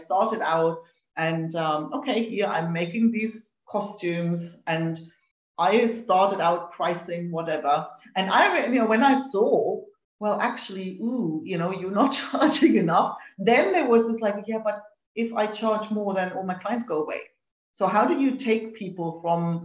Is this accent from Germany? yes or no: yes; East Germany, Germany; I grew up in East Germany